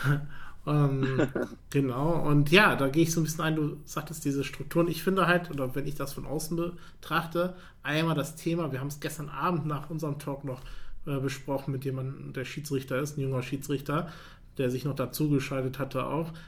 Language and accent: German; Paderborn, North Rhine-Westphalia, Germany; Ich komme aus Paderborn